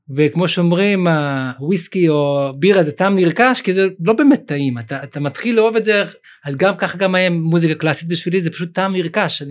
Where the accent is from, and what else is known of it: Sderot, Southern District, Israel; born or raised there; also born or lived in Uzbekistan